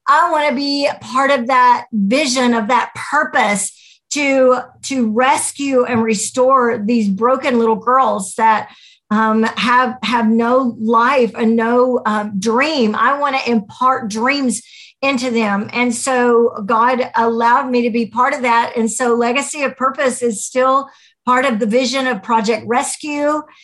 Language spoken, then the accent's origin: English; United States